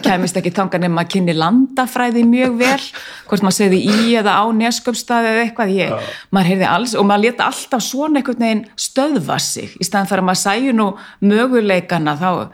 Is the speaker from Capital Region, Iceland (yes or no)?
yes; Reykjavík, Capital Region, Iceland; er úr Háalétiskverfinu ólst upp í Savamýrinni aðalega, 15 ár